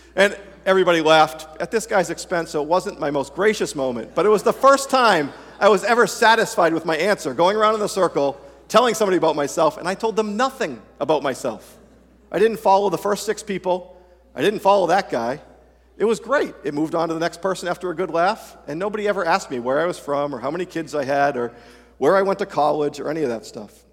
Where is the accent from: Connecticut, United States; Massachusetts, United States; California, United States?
Massachusetts, United States; being born and raised in Massachusetts